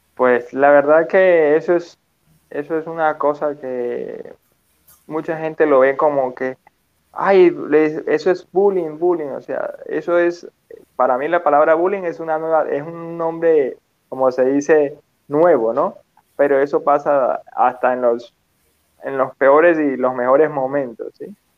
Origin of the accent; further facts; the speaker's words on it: Petare, Miranda, Venezuela; yo crecí en Petare, Venezuela